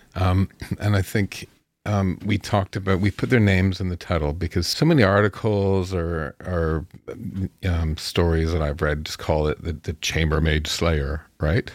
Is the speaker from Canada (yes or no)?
yes; town halfway between Chatham and London, Ontario, Canada; my hometown with the population of seven thousand back then, mm-hmm. you know, and this is halfway between Chatham and London